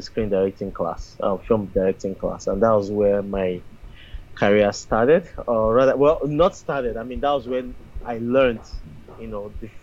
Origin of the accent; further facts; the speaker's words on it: Nigeria; as a Nigerian filmmaker making films in Nigeria